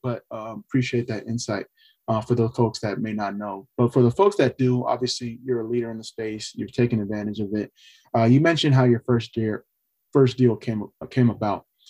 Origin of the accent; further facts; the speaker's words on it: California, United States; also born or lived in Austin, Texas; I'm from California